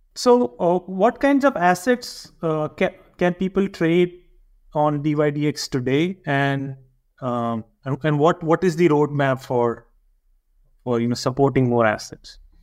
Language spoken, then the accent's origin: English; India; now in Switzerland; being an Indian